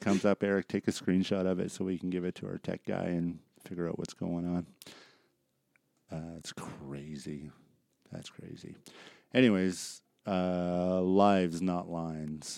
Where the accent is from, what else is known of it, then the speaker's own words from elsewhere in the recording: Surrey, British Columbia, Canada; growing up in Surreal, my high school friends and that are there